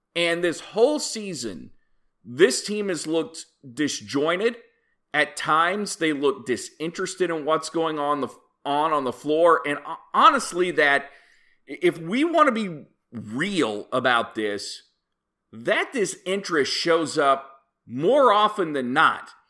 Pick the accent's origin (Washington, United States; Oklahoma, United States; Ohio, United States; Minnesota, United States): Oklahoma, United States; I am a proud native of the state of Oklahoma